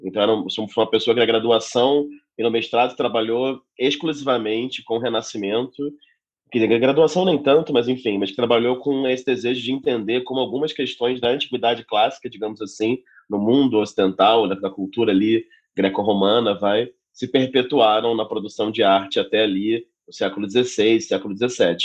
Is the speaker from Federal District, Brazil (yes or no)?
no; Rio de Janeiro, Brazil; moved away as an adult; now in São Paulo, Brazil; Sou nascido e criado no Rio de Janeiro